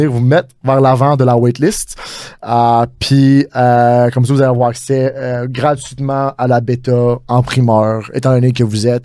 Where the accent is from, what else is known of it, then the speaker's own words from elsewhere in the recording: Montreal, Quebec, Canada; on est vraiment international, mais moi je suis exactement de Montréal.